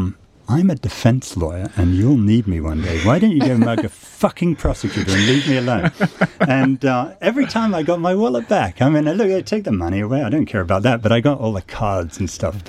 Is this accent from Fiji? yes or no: no; United States; I'm an American